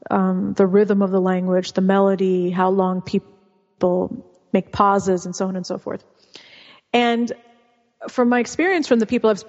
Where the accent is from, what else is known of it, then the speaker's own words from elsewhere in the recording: California, United States; first language Russian; English is a second language; also born or lived in Bosnia / Argentina / Mexico; And then I grew up in California